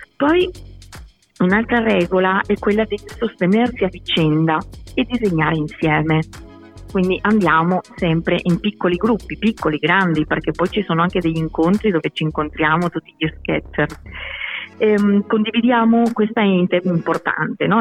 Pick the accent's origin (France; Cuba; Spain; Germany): Spain; Barcelona, Catalonia; Italian is a second language; moved away as an adult; now in Bologna, Italy; io sono di Barcellona